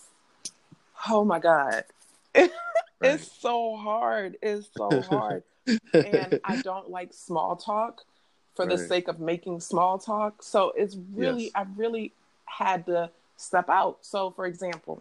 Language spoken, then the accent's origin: English; Baltimore, Maryland, United States; I'm from Baltimore